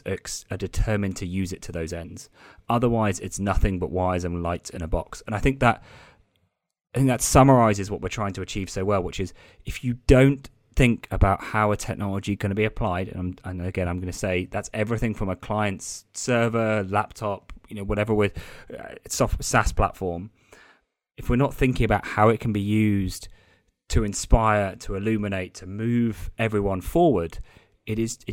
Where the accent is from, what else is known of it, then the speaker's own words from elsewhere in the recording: United Kingdom; being British